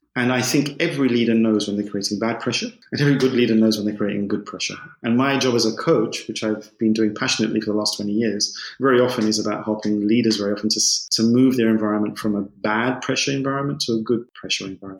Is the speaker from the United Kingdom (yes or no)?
yes; London, United Kingdom; moved away as an adult; also born or lived in Spain / Germany; I grew up in London. I'm English. I'm sure you can hear that from my voice